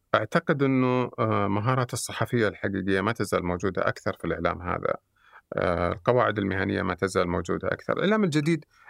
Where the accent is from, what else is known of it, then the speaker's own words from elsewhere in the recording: Saudi Arabia; احنا كسعوديين